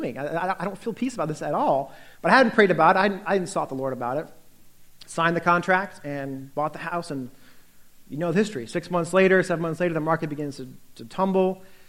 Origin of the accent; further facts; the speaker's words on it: United States; also born or lived in Northern Virginia; as an American